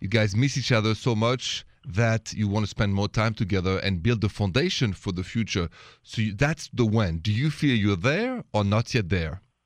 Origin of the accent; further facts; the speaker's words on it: Paris, Île-de-France, France; accent: French; English is a second language; moved away; The accent is French. I was born and raised in Paris